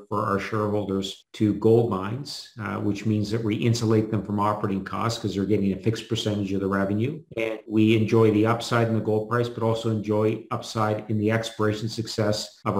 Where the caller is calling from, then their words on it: Vancouver, British Columbia, Canada; Vancouver, Canada.